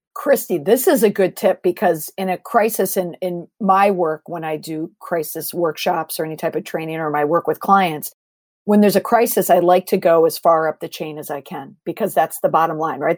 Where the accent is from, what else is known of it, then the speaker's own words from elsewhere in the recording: Minnesota, United States; moved away; also born or lived in Boston; I'm originally from Minnesota, so I grew up on pop